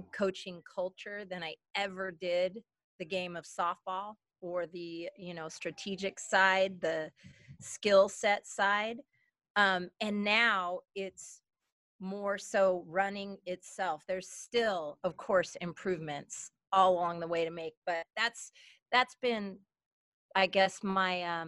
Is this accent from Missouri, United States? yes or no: no; Portland, Oregon, United States; moved away as an adult; also born or lived in Oklahoma; now in California, United States; I was born and raised in Portland, Oregon, and came to California after my undergraduate